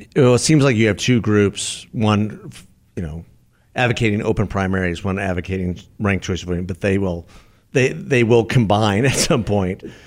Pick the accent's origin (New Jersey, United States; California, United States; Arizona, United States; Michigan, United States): Arizona, United States; Tucson; my hometown